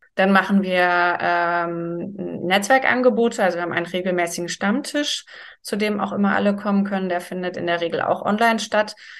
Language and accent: German; Germany; bei uns in Deutschland